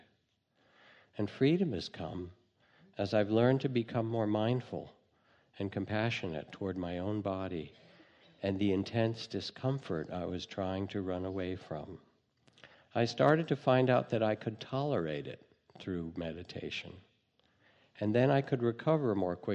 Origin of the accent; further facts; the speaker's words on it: United States; being American